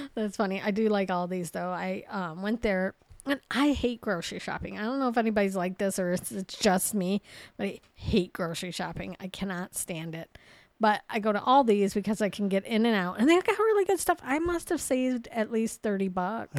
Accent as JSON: {"language": "English", "region": "Ohio", "country": "United States", "said": "we're from Ohio"}